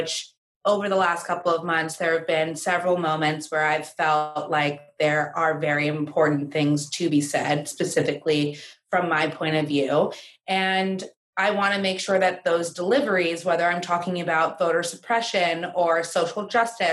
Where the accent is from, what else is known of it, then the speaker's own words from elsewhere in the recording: New York, United States; I'm born and raised in New York and I went to school not so far, just in upstate New York